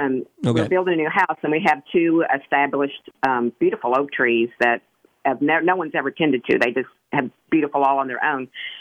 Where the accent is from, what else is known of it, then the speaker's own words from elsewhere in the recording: Gulf Coast, Texas, United States; also born or lived in Clear Lake, Texas; My husband and I grew up on the Gulf Coast, going to, you know, as adults, going to Ma's Nursery and listening to you on the Garden Line. And in December, we're moving to the Hill Country, to Canyon Lake.